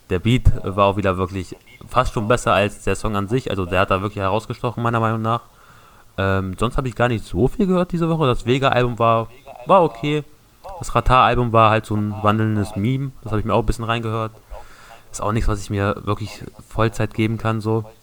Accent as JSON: {"language": "German", "town": "Peine", "region": "Lower Saxony", "country": "Germany", "said": "Ich komme aus Peine, das liegt bei Niedersachsen"}